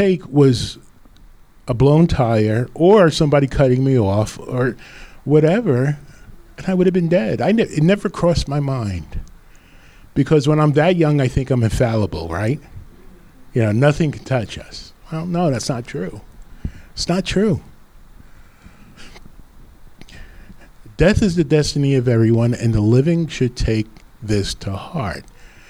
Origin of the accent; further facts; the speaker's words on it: Rutherford, New Jersey, United States; I was living up in Rutherford, my hometown